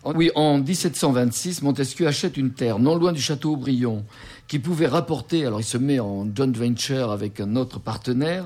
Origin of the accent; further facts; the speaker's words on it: Bordeaux, Nouvelle-Aquitaine, France; en tant que bordelais.